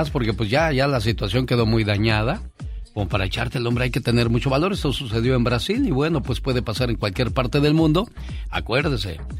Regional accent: Guadalajara, Jalisco, Mexico; moved away; Un saludo para la gente de Guadalajara, Jalisco, porque un día salí de Guadalajara, pero Guadalajara nunca salió de mí.

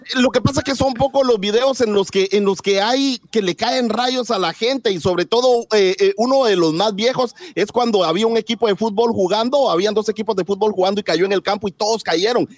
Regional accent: Guatemala; moved away

